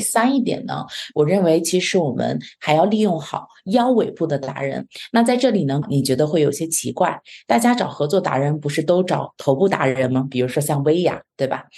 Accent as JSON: {"language": "Chinese", "country": "China", "moved": "yes", "lives_now": "Canada", "said": "我们中国人本身在国内"}